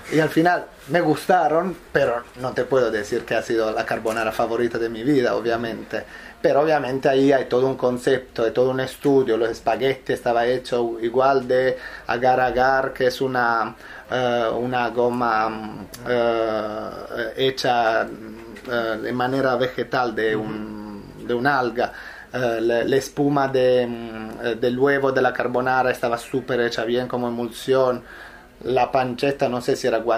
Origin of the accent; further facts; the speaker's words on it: Southern Italy, Italy; Spanish is a second language; La respuesta es, en mi caso sí, porque soy italiano